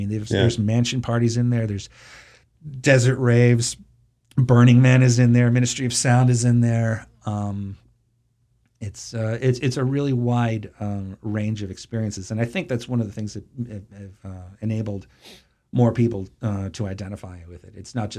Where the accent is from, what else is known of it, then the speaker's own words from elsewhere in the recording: Massachusetts, United States; I grew up in Massachusetts, and Jaws was shot on Martha's Vineyard in 1973. That was, that's the Martha's Vineyard of my childhood.